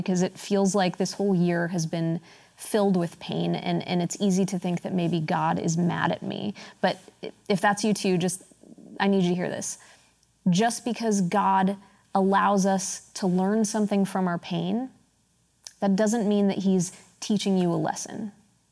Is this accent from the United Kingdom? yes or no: no; United States; I'm American, right? I live here.